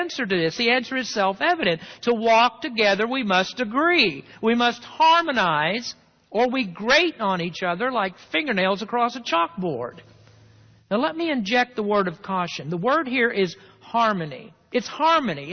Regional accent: the South, United States; I grew up in the South

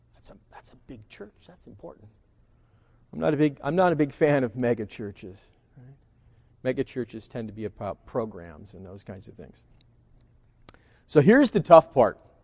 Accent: California, United States; I'm a Californian

